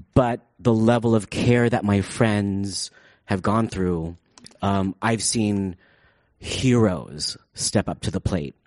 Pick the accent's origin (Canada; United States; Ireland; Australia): United States; San Francisco, California; I grew up in San Francisco